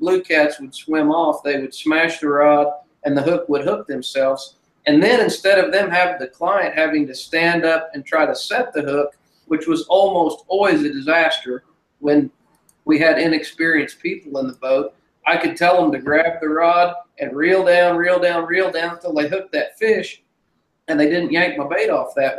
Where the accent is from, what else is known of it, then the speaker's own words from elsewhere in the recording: Grove, Oklahoma, United States; Well, I'm from Grove, Oklahoma